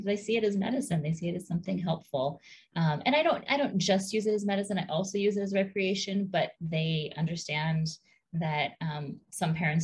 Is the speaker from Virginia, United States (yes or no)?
no; Hawaii, United States; Growing up in Hawaii, there's a pretty strong cannabis culture there, but I was not really immersed in it